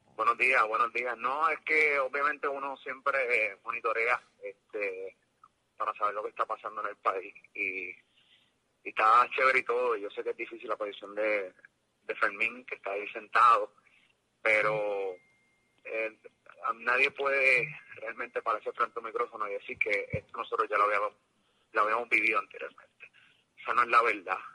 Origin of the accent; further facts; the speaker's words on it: Puerto Rico; que nos respeten como puertorriqueños